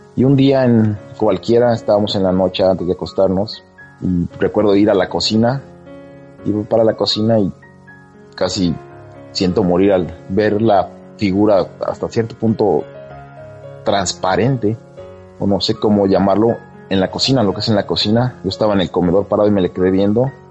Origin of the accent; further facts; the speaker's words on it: Mexico; now in California, United States; yo vivo en California, en Estados Unidos, pero soy mexicano.